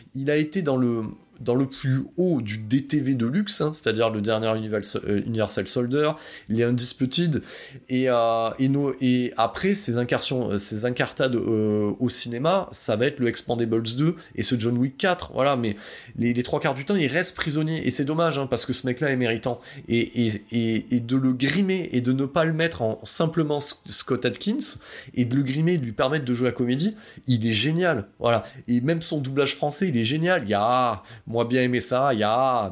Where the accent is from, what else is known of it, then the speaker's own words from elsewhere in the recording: France; on est français